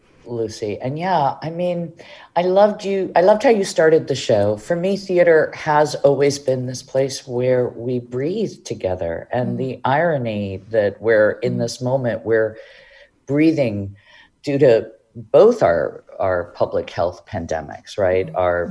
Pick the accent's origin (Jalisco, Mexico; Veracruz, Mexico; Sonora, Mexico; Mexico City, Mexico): Mexico City, Mexico; English is a second language; now in Hartford, United States; I'm originally from Mexico City.